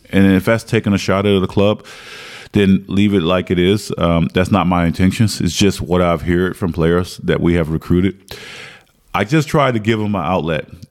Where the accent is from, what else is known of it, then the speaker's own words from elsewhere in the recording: Martinsville, Virginia, United States; moved away as an adult; now in Belgium; growing up in Martinsville, Virginia, which the population is probably 50,000, 75,000 max, uh, that's all we had school and basketball